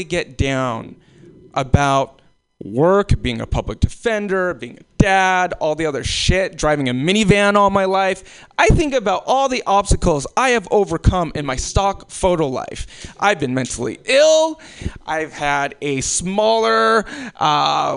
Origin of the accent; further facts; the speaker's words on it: Alaska, United States; also born or lived in Anchorage, Alaska; being in Alaska, being born in Alaska